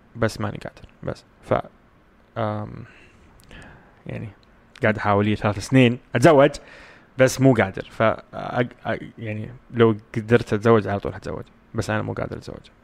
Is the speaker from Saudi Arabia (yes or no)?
yes; Saudi Arabia; عندنا في السعوديه